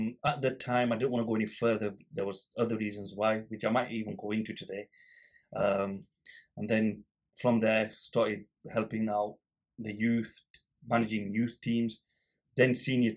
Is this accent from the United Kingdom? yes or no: yes; Blackburn, North West England, United Kingdom; I grew up in Little Harwood, so Benson Street Corner Shop was ours